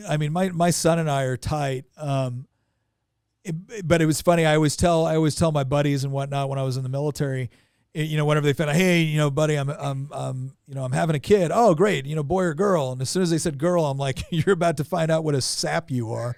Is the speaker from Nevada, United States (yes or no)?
no; Northern California, United States; moved away as an adult; now in Virginia, United States; I'm originally from Northern California